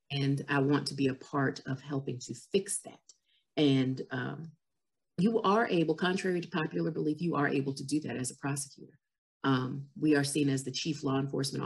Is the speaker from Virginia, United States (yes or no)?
yes; Farmville, Virginia, United States; I'm from Farmville